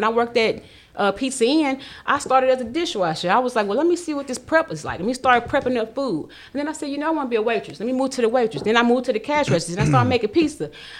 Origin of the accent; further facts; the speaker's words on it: United States; moved away as an adult; now in Iowa, United States; I grew up on Lynch Street.